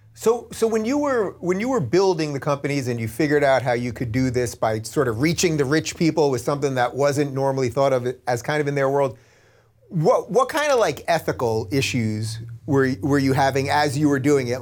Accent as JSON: {"language": "English", "area": "Long Island", "region": "New York", "country": "United States", "tie": "born or raised there"}